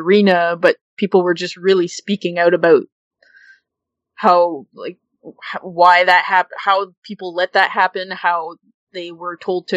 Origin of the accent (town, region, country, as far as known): Canada; born or raised there